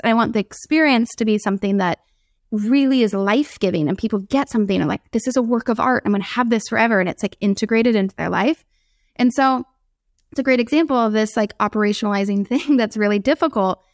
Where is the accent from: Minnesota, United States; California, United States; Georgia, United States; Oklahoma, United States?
California, United States; San Diego; I grew up in San Diego